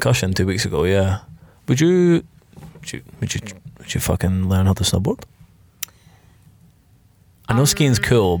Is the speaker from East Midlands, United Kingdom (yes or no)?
no; Scotland, United Kingdom; now in New Zealand; I'm from Scotland.